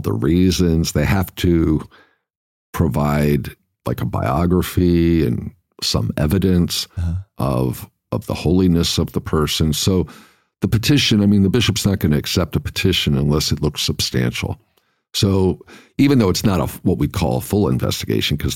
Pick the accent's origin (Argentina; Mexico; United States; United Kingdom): United States; Mahanoy City, Pennsylvania; moved away; I was from, I was born in Mahanoy City